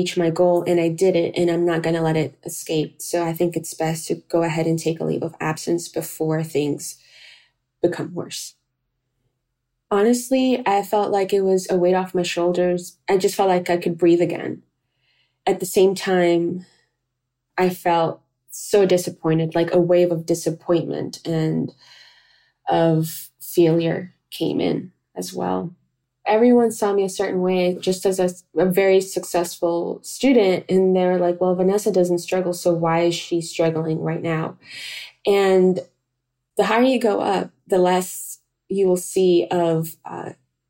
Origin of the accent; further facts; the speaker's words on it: North Carolina, United States; moved away as an adult; also born or lived in Cali, Colombia / New York City; now in Portland, Maine, United States; We then shortly moved to North Carolina, and there I did all of my schooling.